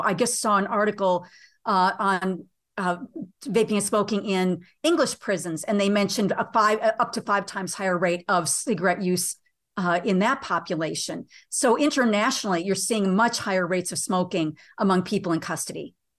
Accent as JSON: {"language": "English", "country": "United States", "said": "being an American"}